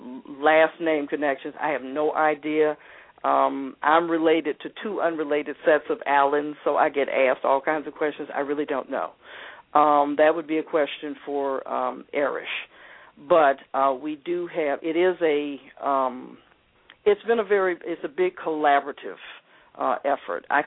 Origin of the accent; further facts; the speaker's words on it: Atlanta, Georgia, United States; I was raised here in Atlanta